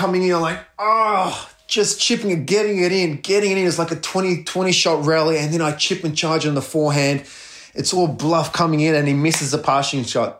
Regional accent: Melbourne, Victoria, Australia; playing at a home in front of Melbourne, my hometown, born and raised in Melbourne

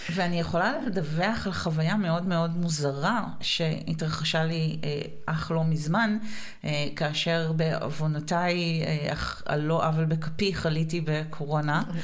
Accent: Israel; לנו כישראלים אה, ודוברי עברית

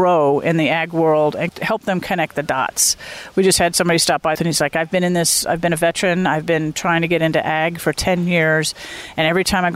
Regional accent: Florida, United States; now in Wisconsin, United States; I grew up in Florida

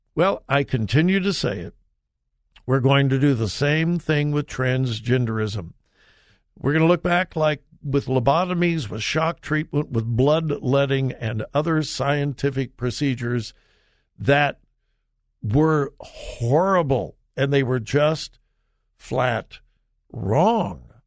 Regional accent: Southern California, United States; now in Ohio, United States; I grew up in Southern California

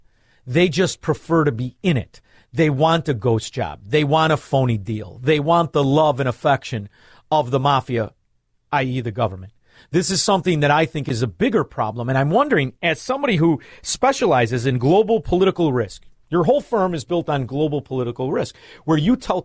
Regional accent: Chicago, Illinois, United States; moved away; as a Chicagoan, ex-Chicagoan, as I am in exile right now.

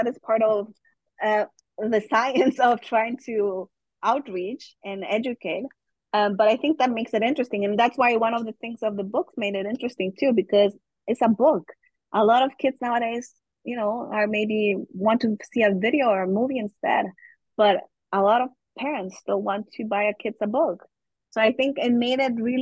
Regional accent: Guatemala; first language German; English is a second language; moved away as an adult; also born or lived in Germany / United Kingdom; now in Canada; I was raised very, very young in Germany, but then I grew up in Guatemala, and my school years were really in Guatemala

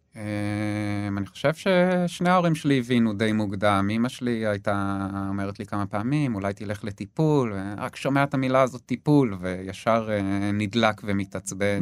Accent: between Gedera and Yavne, Central District, Israel; also born or lived in London, United Kingdom; now in Hofit, Israel; השתקענו סופית ביישובי גדרות, אה, קבוצת מושבים אה, בין גדרה ליבנה. אה, זהו, שם בעצם גדלתי, בית ספר יסודי

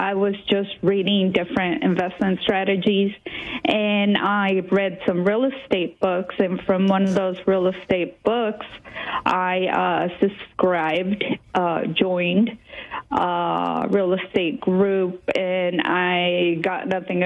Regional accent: San Antonio, Texas, United States; also born or lived in Mexico City, Mexico; I was born in Mexico City, but I moved to San Antonio, Texas when I was little. And I stayed here up until I joined the Navy

